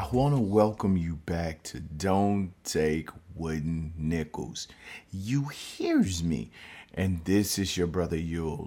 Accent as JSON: {"language": "English", "town": "Baton Rouge", "region": "Louisiana", "country": "United States", "said": "I'm from Baton Rouge, Louisiana"}